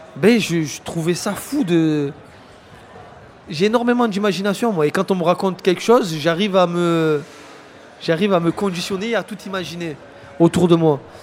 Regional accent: Marseille, Provence-Alpes-Côte d'Azur, France; j'ai grandi à Fontvert

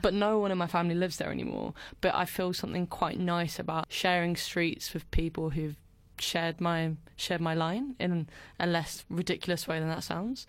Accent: Brentwood, East of England, United Kingdom; moved away as an adult; now in London, United Kingdom; I was born in Brentwood in Essex, home of lots of the famous Towie things that people are quite well versed with these days. I grew up there until I was maybe eighteen

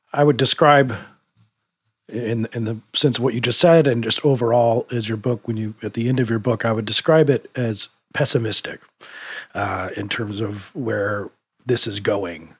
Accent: United States; being an American

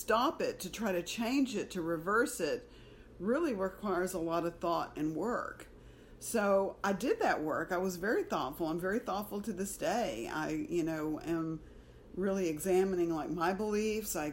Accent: Alabama, United States; moved away as an adult; now in Houston, United States; I was raised in Alabama

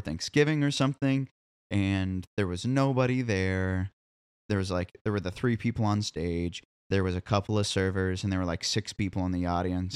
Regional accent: Columbia, Missouri, United States; moved away as an adult; now in Nashville, United States; I grew up in Columbia, Missouri

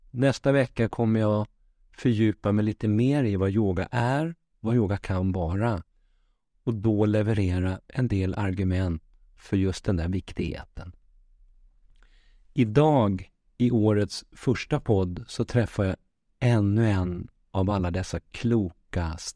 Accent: Västervik, Kalmar County, Sweden; also born or lived in Malmö; Jag är född i Malmö, men uppvuxen i Västervik med min mamma, som jag har en nära relation med.

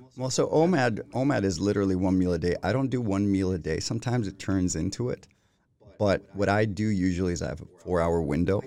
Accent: Costa Rica; first language Spanish; English is a second language; moved away as an adult; now in Sweden; I grew up in Costa Rica, went to school there. I didn't speak a word of English until I think I entered like the sixth grade

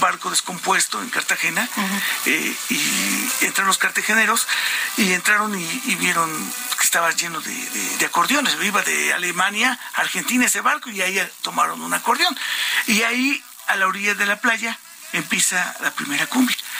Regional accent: Mexico; estamos muy contentos por ser mexicanos

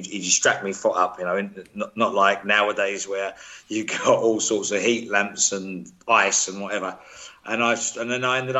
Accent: London, United Kingdom; also born or lived in Birmingham / United States; I supported Arsenal because I lived less than a mile away from there, and Aston Villa because I was born in Birmingham.

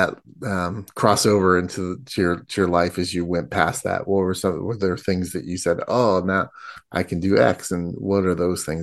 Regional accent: Indiana, United States; I'm from Indiana

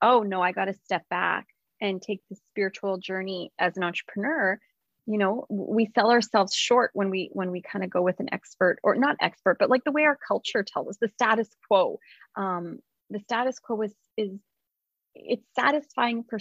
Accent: West Coast, United States; I'm from the West Coast

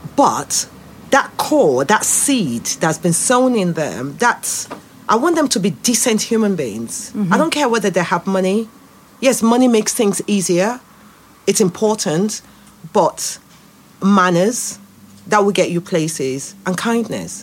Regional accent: Nigeria; moved away as an adult; now in United Kingdom; I grew up in Nigeria. And as a Nigeria, they ground you in your blackness.

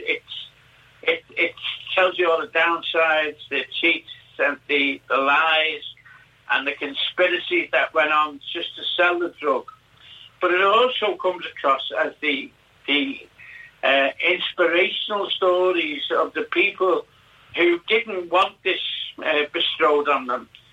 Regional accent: Liverpool, North West England, United Kingdom; now in Fuerteventura, Spain; I was brought up in Liverpool, late in Lodge Lane, in Soxton

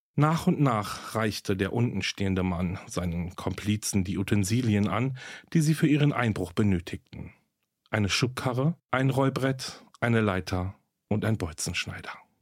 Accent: Berlin, Germany; nach Berlin, meine Heimatstadt

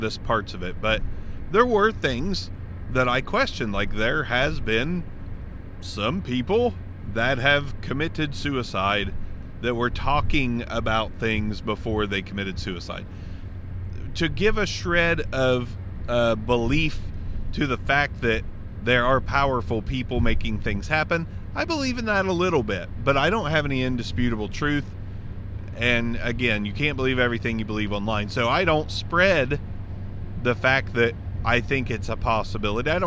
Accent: Southern Ohio, United States; accent: Southern Ohio; everybody down here in Southern Ohio, I know my accent is deep enough

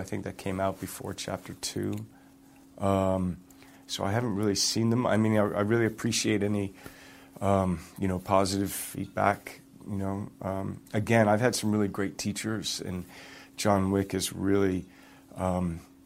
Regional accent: Toronto, Ontario, Canada; I grew up in Toronto, played a lot of hockey

